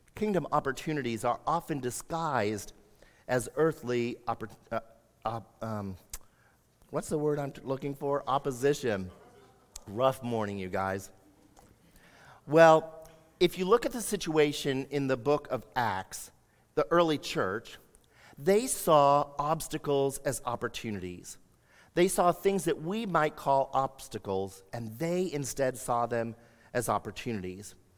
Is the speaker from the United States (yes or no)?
yes; United States; for us as American Christians